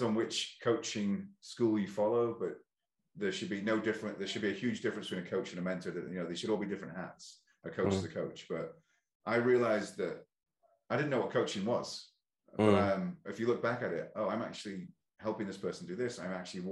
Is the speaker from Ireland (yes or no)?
yes; Ireland; both from Ireland, I'm British-Irish